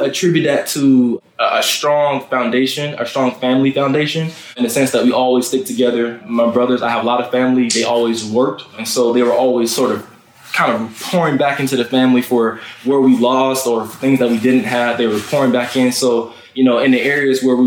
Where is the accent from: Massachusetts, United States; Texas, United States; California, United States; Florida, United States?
Florida, United States; Fort Lauderdale; growing up in Fort Lauderdale, Florida, in Broward County